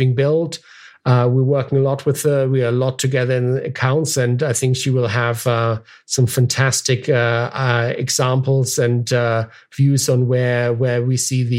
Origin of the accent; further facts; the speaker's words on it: Germany; moved away; My family, I'm originally from Germany, and so I've visited family there